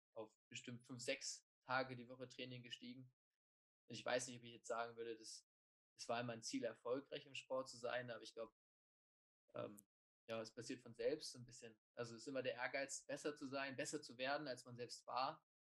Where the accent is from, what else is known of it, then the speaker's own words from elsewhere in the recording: Preetz, Schleswig-Holstein, Germany; moved away as an adult; now in Heidelberg, Germany; Ursprünglich bin ich Kieler, ähm, nicht ganz Kieler, aber 20 Minuten von Kiel entfernt bin ich äh, geboren und aufgewachsen und habe auch meine Schulzeit da verbracht